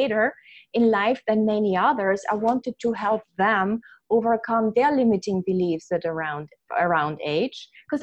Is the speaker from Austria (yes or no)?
yes; Vienna, Austria; English is a second language; moved away as an adult; also born or lived in New York City; now in United States; I have an accent, as you can hear. I was born in Vienna, Austria, and came to America when I was in my mid-20s